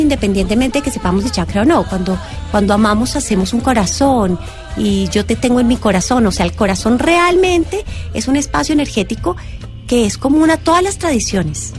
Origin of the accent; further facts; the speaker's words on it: Colombia; en este ser que soy, que nace en Colombia, en esta familia particular